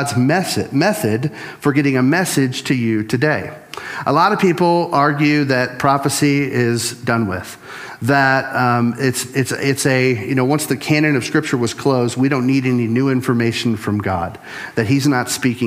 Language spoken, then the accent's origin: English; Louisiana, United States; I'm from Louisiana